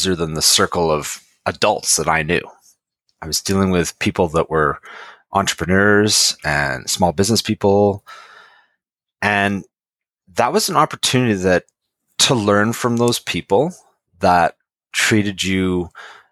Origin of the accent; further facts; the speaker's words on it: Lower Mainland, British Columbia, Canada; I grew up in the Lower Mainland